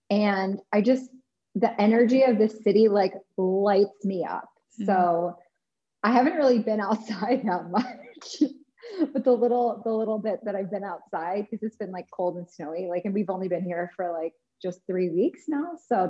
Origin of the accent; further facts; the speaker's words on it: Midwest, United States; versus growing up in the Midwest where everybody like has to have meat at every single meal.